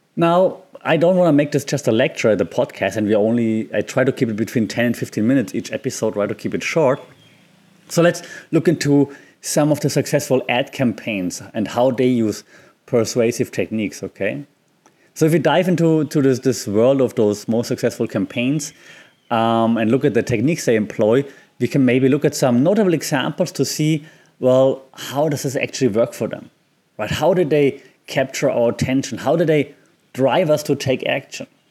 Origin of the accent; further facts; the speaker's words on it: Germany; I'm from Germany